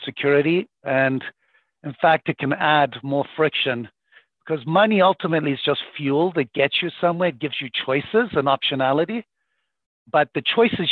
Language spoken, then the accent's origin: English; Zimbabwe; moved away; I grew up in Zimbabwe to very, very poor parents